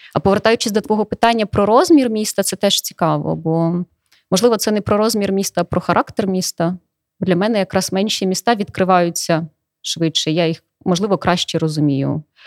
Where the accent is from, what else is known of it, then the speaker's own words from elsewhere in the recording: Donetsk Oblast, Ukraine; moved away as an adult; now in Ivano-Frankivsk, Ukraine; я з Донецької області